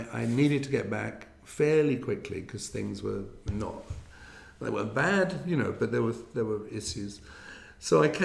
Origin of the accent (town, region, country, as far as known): London, United Kingdom; born or raised there; moved away